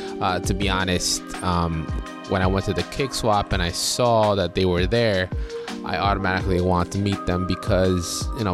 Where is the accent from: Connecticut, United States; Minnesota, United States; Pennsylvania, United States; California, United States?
Connecticut, United States; Bridgeport; from my hometown, Bridgeport, Connecticut.